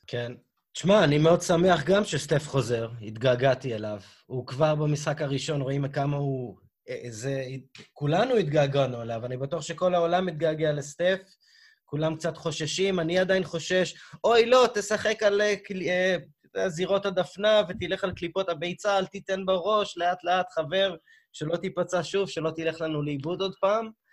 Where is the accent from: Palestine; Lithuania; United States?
United States; אני כאמריקאי